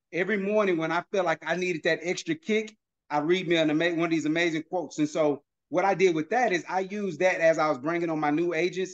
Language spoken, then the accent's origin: English; Houston, Texas, United States; my partners that I grew up with here in the Houston area